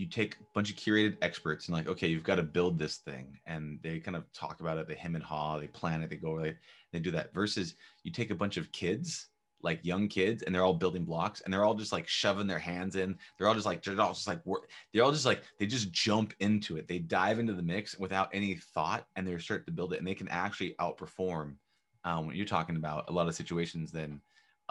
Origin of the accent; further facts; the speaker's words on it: Orange County, Southern California, United States; I'm from California